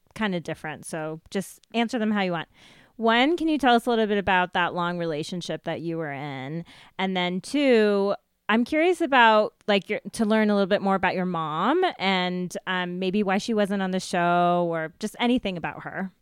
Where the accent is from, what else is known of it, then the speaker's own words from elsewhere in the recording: United States; growing up in America as a brown person